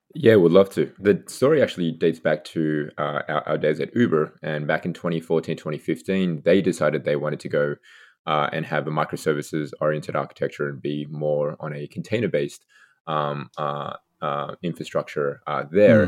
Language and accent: English; Australia; moved away as an adult; also born or lived in Seattle / Redmond; now in United States; I'm originally from Australia, so university, uh, back there.